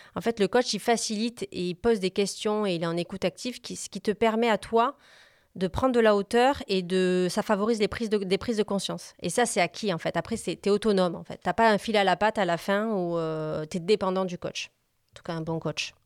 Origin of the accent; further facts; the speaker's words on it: Montpellier, Occitania, France; also born or lived in Corsica; je suis née à Montpellier. Je suis une vraie